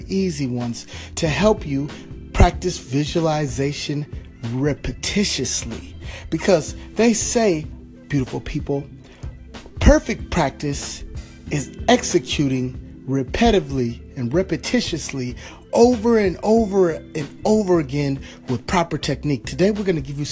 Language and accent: English; California, United States; my home state, California